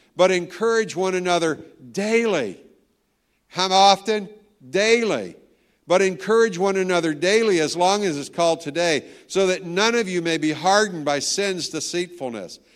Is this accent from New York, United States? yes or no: no; Tennessee, United States; now in Virginia, United States; I'm from Tennessee